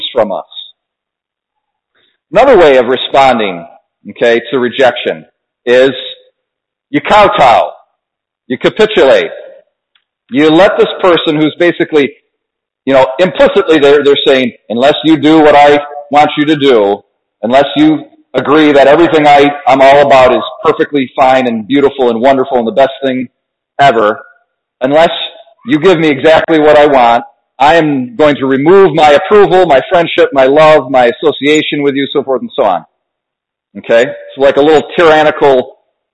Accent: Ontario, New York, United States; also born or lived in Adirondacks, New York; I'm a Wayne County boy, so I grew up in Ontario

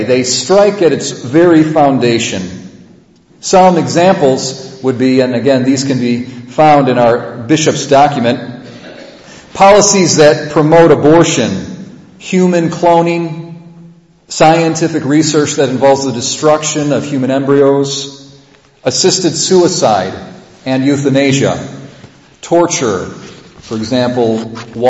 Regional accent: United States; as American Catholics

